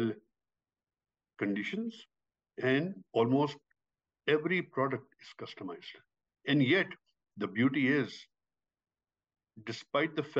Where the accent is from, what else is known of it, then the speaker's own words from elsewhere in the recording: Pakistan; moved away; I am originally from Pakistan. I grew up in a very, very rural community in Pakistan